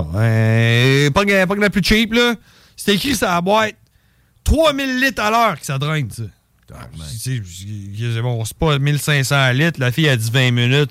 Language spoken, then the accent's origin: French; Canada; je suis né au Canada